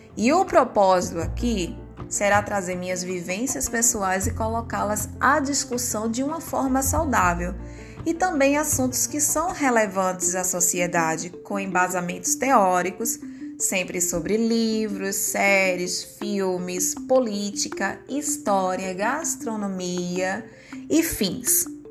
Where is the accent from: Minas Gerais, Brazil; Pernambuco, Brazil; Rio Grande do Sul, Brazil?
Pernambuco, Brazil; sou pernambucana